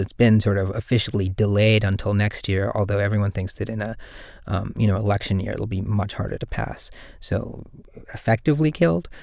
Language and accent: English; Durban, KwaZulu-Natal, South Africa; now in San Francisco, United States; I'm from Durban in South Africa